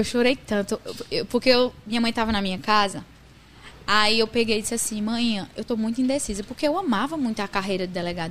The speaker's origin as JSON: {"language": "Portuguese", "region": "Northeast Brazil", "country": "Brazil", "accent": "Nordestino"}